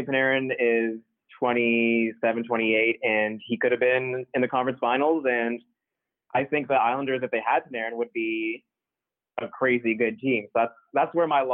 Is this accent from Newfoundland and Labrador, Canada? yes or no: no; Toronto, Ontario, Canada; I'm from Toronto.